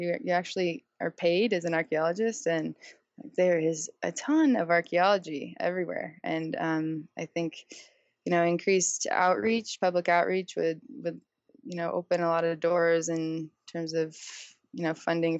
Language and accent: English; San Diego, California, United States; I'm born and raised in San Diego